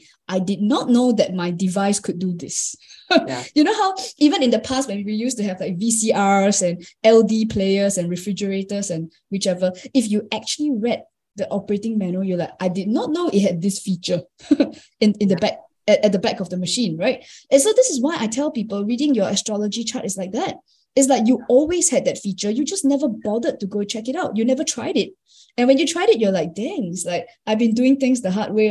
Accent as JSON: {"language": "English", "country": "Singapore", "tie": "born or raised there", "said": "I'm Singaporean. And I think if I'm counting my blessings, I've been lucky enough to be brought up in an English-speaking environment. we're also very modern, very cosmopolitan in Singapore."}